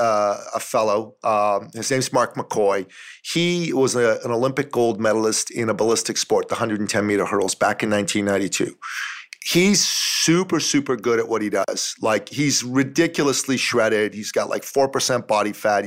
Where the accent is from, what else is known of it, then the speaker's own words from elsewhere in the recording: Toronto, Ontario, Canada; my hometown of Toronto